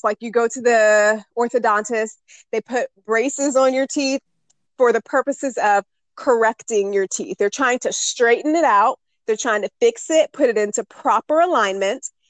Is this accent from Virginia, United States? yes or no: yes; Northern Virginia, United States; I was born and raised in Northern Virginia. I'm still here now.